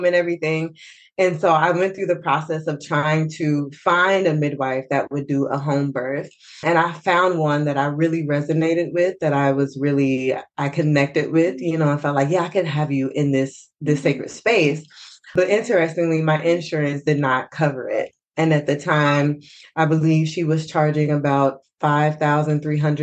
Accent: Fort Worth, Texas, United States; I'm from Fort Worth, Texas.

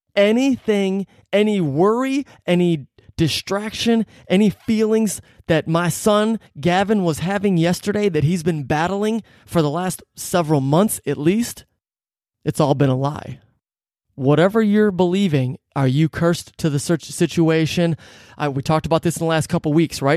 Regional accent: Detroit, Michigan, United States; growing up in Metro Detroit

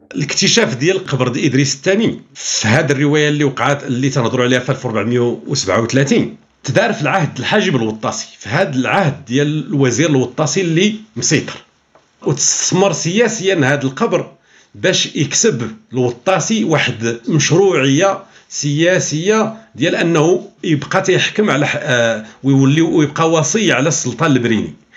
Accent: Morocco; عندنا في المغرب

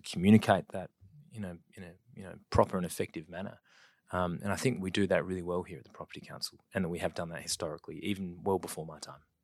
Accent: Adelaide, South Australia, Australia; also born or lived in West Wyalong, New South Wales / Wollongong / Biloela, Queensland; we'd shifted twelve or thirteen times before I started kindergarten back in Adelaide

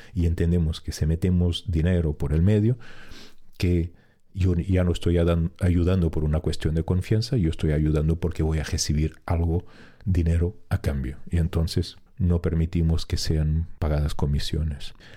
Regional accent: Portugal; moved away as an adult; en mi pueblo donde yo vivía en, Portugal

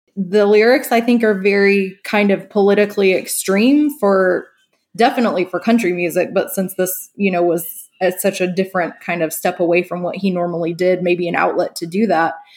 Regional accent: northeastern Oklahoma, United States; moved away; I grew up in a very small northeastern Oklahoma town

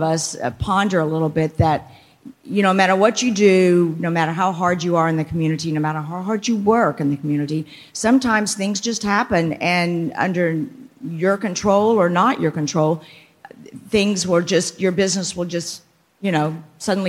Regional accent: McAllen, Texas, United States; we grew up in the Valley, went to school here

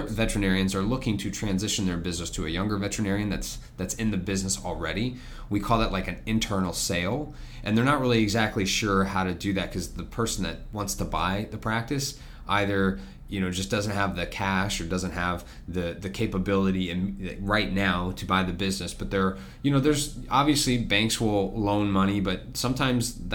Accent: Florida, United States; I was born and raised in Florida. I'm a fourth generation

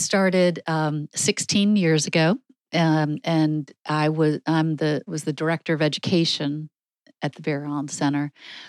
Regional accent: Shaker Heights, Ohio, United States; David, I am not. I grew up primarily in Shaker Heights, Ohio.

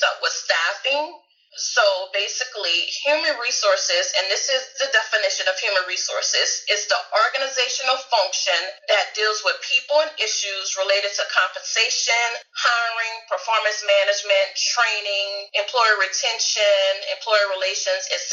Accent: New Orleans, Louisiana, United States; now in Houston, United States; I'm originally from New Orleans, Louisiana. You probably hear the accent.

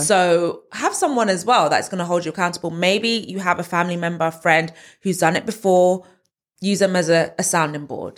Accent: London, United Kingdom; moved away as an adult; now in Essex, United Kingdom; I'm from Northwest London, born and raised zone two

